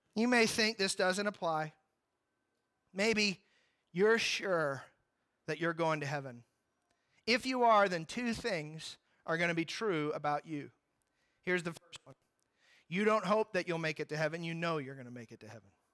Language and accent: English; Ashland, Kentucky, United States; members of my church growing up in Ashland, Kentucky